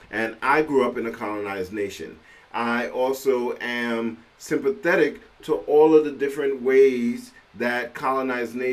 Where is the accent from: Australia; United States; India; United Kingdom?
United Kingdom; London; born there; I am a British citizen. Uh, I uh, I was